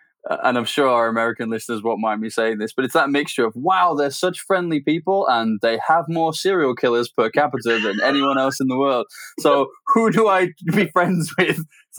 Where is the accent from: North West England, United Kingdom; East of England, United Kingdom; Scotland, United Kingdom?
North West England, United Kingdom; Warrington; it's nice to interview somebody from my hometown as well. I think you're actually the first Warringtonians on the podcast